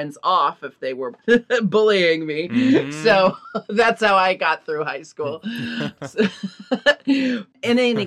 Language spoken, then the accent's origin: English; Portland, Oregon, United States; Growing up in Portland